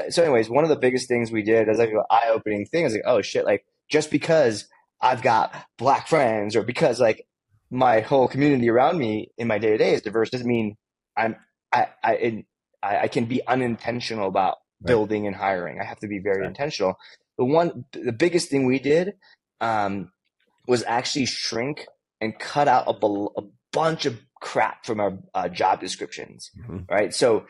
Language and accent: English; California, United States; And I grew up in the Bay Area, and like it was just all diverse.